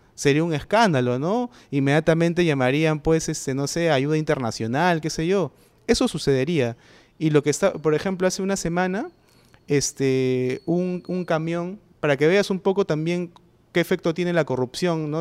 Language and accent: Spanish; Peru; en el Perú eh, vivimos